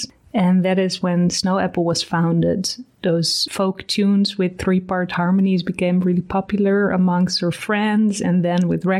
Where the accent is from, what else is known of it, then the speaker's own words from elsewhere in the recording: Amsterdam, North Holland, Netherlands; I'm from Amsterdam